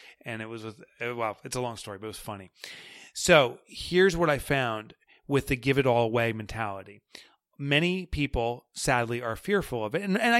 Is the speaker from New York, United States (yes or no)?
yes; New York, United States; accent: New York; know, that New York accent comes in. We all you want is money? Is that all you care about? And that's my New York accent.